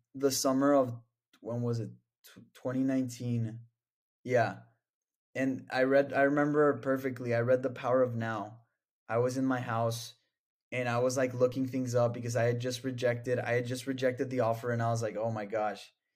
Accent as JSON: {"language": "English", "town": "El Paso", "region": "Texas", "country": "United States", "moved": "as an adult", "lives_now": "Austin, United States", "said": "I'm from El Paso, Texas."}